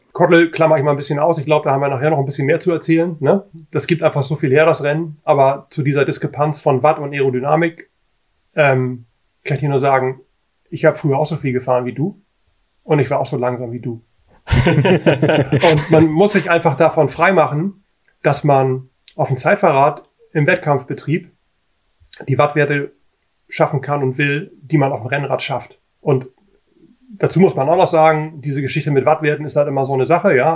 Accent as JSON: {"language": "German", "region": "Hamburg", "country": "Germany", "said": "ich bin aus Hamburg"}